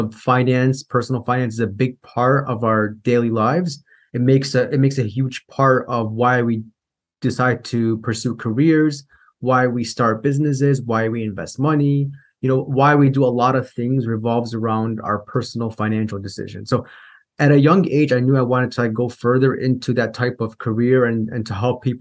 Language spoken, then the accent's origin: English; Chicago, Illinois, United States; I grew up in Chicago, Illinois